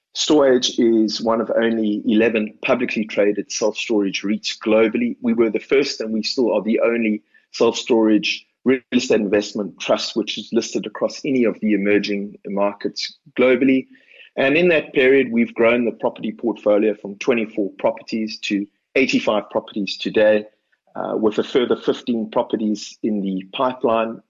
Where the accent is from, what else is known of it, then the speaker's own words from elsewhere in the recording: Cape Town, Western Cape, South Africa; It was in a suburb where I grew up in Cape Town called Edgemead in uh, Cape Town's northern suburbs